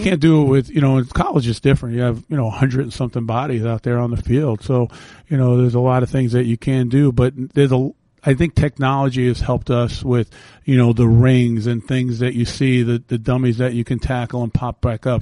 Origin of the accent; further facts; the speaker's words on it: New York City, New York, United States; moved away; where I grew up in the Bronx where the houses were connected.